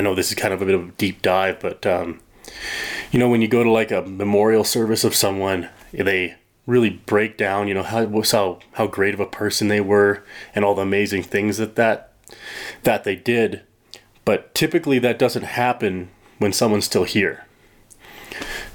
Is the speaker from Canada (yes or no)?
yes; Chilliwack, British Columbia, Canada; I grew up in British Columbia, Chilliwack, BC